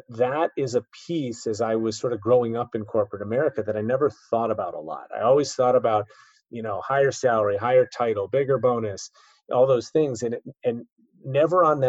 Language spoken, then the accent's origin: English; Chicago, Illinois, United States; moved away as an adult; also born or lived in East Coast; my hometown of Chicago